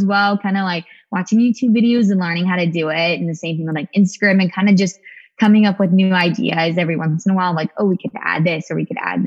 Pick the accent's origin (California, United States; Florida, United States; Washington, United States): California, United States; Sacramento; also born or lived in San Diego, California; I'm originally from Sacramento, California, though. This is my hometown